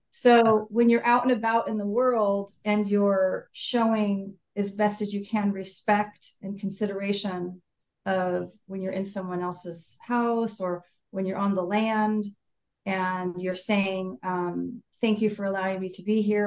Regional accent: Saratoga, California, United States; I'm from California. I'm from an area called Silicon Valley or the Bay Area um, near San Jose, which is, but the actual town is Saratoga, near the hills

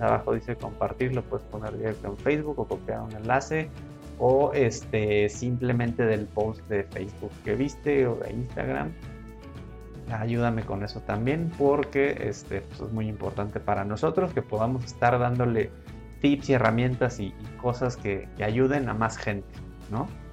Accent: Mexico; somos mexicanos y hay que estar orgullosos de serlo

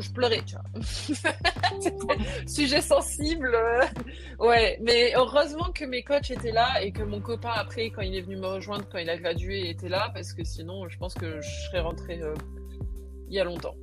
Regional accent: Réunion; moved away as an adult; also born or lived in United States; je viens de la Réunion où tout le monde est mélangé

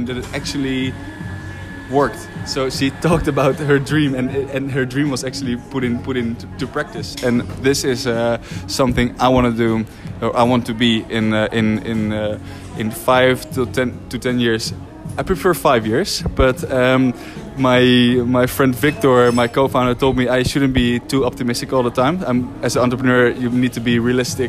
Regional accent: Netherlands; moved away as an adult; also born or lived in Rotterdam; now in Spain; I'm from Holland

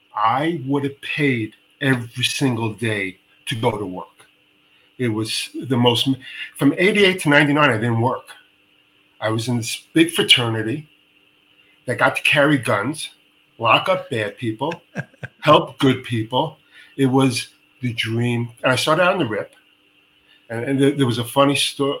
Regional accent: New York City, New York, United States; moved away as an adult; now in Israel; I grew up in Bayview Houses to Canarsie

